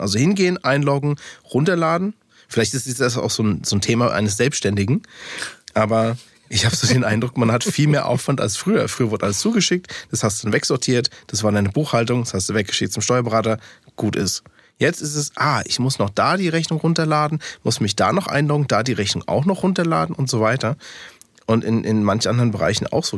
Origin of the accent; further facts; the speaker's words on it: Taunus, Hesse, Germany; first language English; German is a second language; also born or lived in Frankfurt; tatsächlich bin ich in Frankfurt geboren, habe äh, aber nur die ersten, ich glaube, zwei, drei Jahre dann in Frankfurt gelebt. Und danach sind meine Eltern Richtung Taunus gezogen.